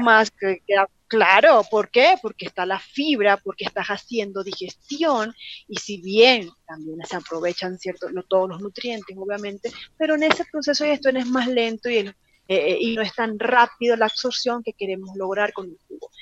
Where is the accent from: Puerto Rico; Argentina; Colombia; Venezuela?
Venezuela; moved away as an adult; now in Mexico; Yo soy venezolana